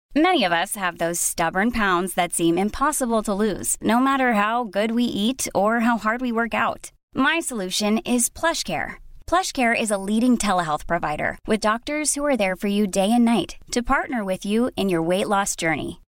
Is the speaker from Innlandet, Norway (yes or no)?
yes; Hamar, Innlandet, Norway; also born or lived in Oslo; Jeg er jo fra Hamar